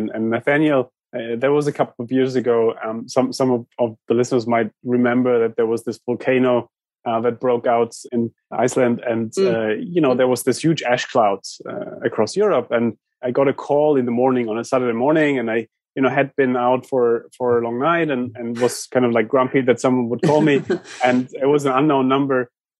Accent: San Francisco, California, United States; I'm stuck in London. I'm from San Francisco. I'm stuck in London.

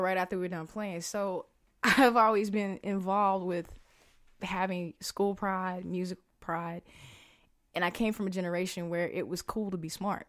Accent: the South, United States; moved away as an adult; also born or lived in New York; I'm a kid from the South

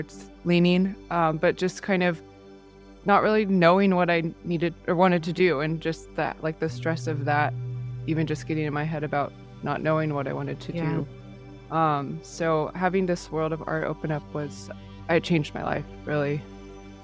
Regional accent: Encinitas, California, United States; also born or lived in San Francisco, United States; now in San Diego, United States; I grew up in Encinitas

